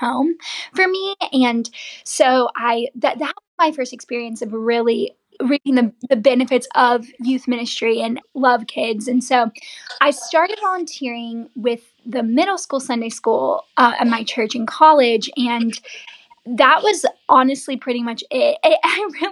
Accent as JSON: {"language": "English", "town": "Savannah", "region": "Georgia", "country": "United States", "said": "I'm from Savannah."}